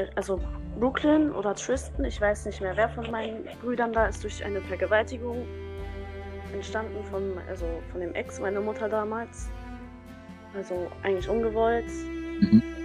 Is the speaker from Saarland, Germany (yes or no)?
no; North Rhine-Westphalia, Germany; ich komme aus NRW